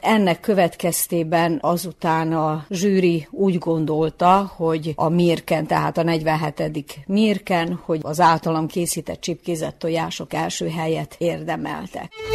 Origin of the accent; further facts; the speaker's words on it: Zrenjanin, Vojvodina, Serbia; a szülővárosomban, ezen a helyen, ahol élek